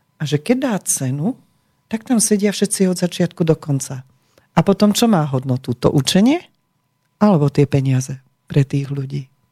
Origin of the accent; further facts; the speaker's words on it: Slovakia; my sme sa narodili na Slovensku